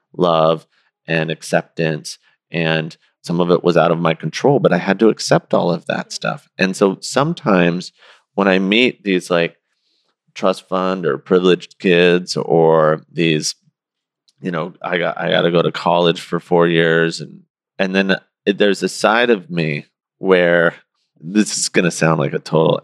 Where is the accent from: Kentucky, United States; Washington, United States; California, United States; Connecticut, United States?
Washington, United States; Seattle; I grew up in Seattle during the time of gang era